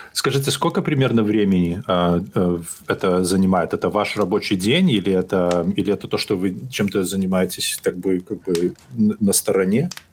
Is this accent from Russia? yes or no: no; Belarus; я из, я из Беларуси